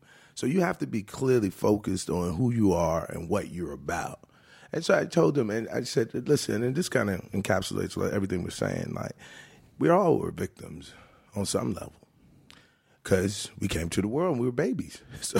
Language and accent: English; Richmond, Virginia, United States; every year I do that in my hometown of Richmond, Virginia.